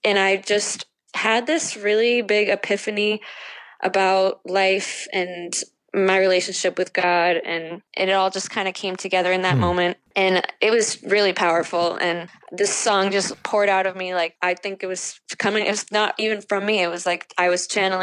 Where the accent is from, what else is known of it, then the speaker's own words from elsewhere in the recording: Dominican Republic; moved away; I grew up in the Dominican Republic and speak Spanish